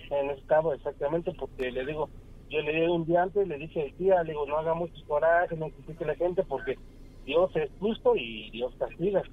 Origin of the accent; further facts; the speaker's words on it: Oaxaca, Mexico; moved away; yo soy del estado de Oaxaca